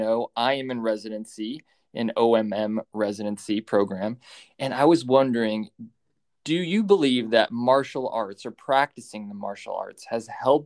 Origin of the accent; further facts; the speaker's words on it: Idaho, United States; I'm from Idaho